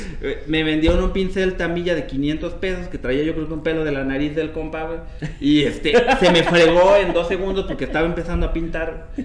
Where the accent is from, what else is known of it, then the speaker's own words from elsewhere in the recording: Mexico City, Mexico; also born or lived in Puebla / Guadalajara / Villahermosa; soy de aquí de la Ciudad de México, viví en Puebla, este, en Guadalajara, en Villahermosa